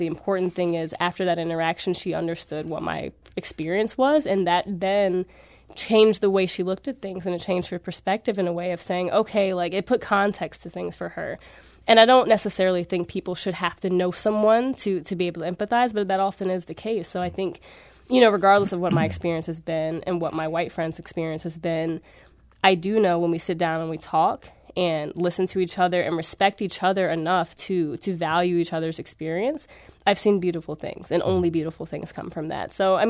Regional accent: Florissant, Missouri, United States; I mean, well, I know, again, I grew up in Florissant, very diverse area, and I went to school in an area that wasn't so diverse necessarily.

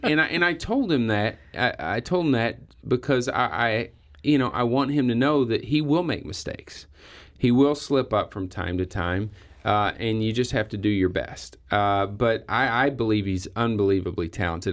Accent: Perryville, Missouri, United States; I grew up in Perryville, okay, which is not a really big union area

